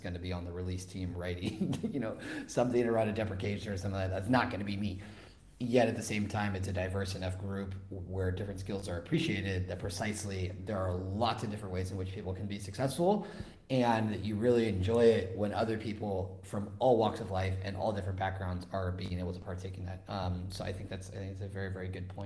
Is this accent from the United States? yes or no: yes; West Coast, United States; now in Spain; I'm from the West Coast